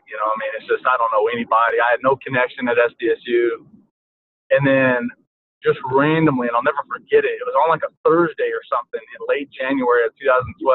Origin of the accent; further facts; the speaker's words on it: Anadarko, Oklahoma, United States; moved away; I'm an Oklahoma kid. I grew up in Anadarko, Oklahoma, just north of Lawton